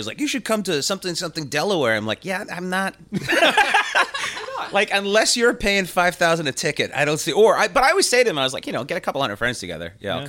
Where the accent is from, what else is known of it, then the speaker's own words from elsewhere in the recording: England, United Kingdom; born there; I started talking about England, because I am English, and I was born there, and I was living there at the time, where I just moved back, and then I'd gone back.